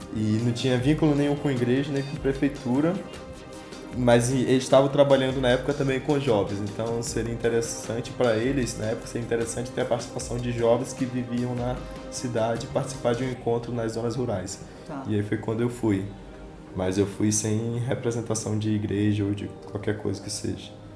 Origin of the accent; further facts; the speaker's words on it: Anamã, Amazonas, Brazil; also born or lived in Manacapuru; Então, eu sou de Anamã, da cidade de Anamã. Fica uns 170 quilômetros de Manaus.